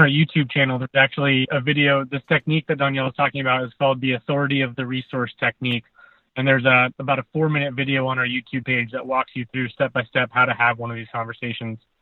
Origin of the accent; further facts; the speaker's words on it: United States; moved away; We're from the Tahoe area originally